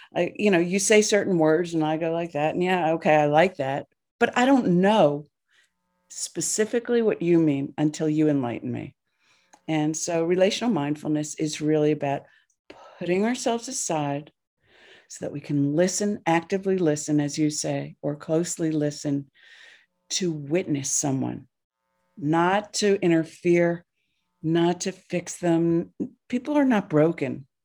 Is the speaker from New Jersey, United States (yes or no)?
yes; New Jersey, United States; I grew up in New Jersey